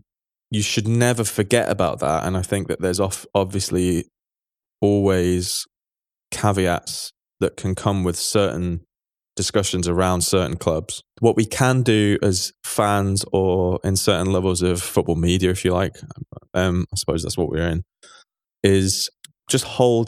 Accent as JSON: {"language": "English", "town": "Manchester", "region": "North West England", "country": "United Kingdom", "tie": "born or raised there", "said": "Like, you know, I grew up in Manchester and I saw Man City go to some very, very, very"}